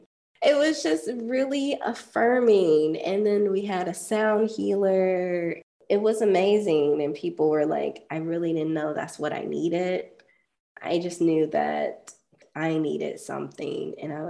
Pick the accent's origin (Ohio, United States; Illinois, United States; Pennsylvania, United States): Ohio, United States; I feel like growing up in the countryside, because I was never cool enough to live in the city. After I was like 3, we moved to the suburbs.